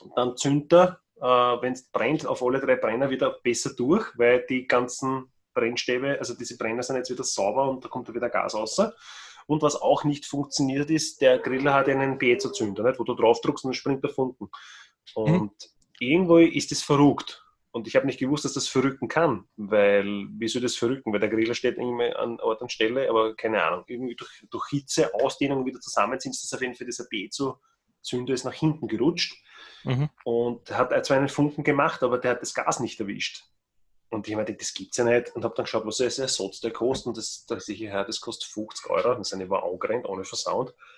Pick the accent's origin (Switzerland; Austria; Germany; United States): Austria; bei uns in Österreich